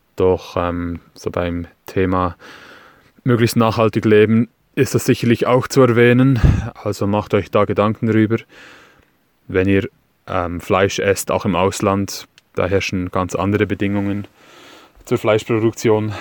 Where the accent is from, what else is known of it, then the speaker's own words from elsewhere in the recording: Switzerland; accent: Swiss; Ich komme aus der Schweiz, wie ihr an meinem schlechten Hochdeutsch sicherlich hören werdet.